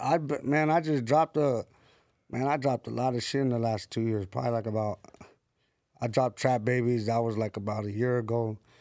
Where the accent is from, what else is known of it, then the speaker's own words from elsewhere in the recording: San Bernardino, California, United States; now in Los Angeles, United States; I'm from San Bernardino, from the west side of Deno